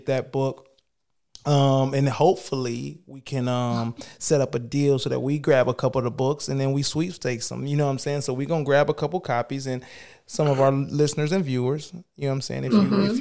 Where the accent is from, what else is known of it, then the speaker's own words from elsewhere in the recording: Detroit, Michigan, United States; I'm in Detroit, man. That's where I'm from. I'm from Detroit.